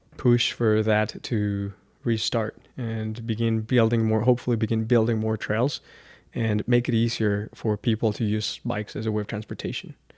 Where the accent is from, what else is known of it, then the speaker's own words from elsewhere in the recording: Chihuahua, Mexico; now in El Paso, United States; growing up in Chihuahua and then traveling all around the world